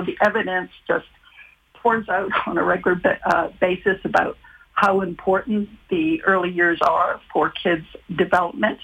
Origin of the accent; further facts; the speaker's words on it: Ontario, Canada; I'm from Ontario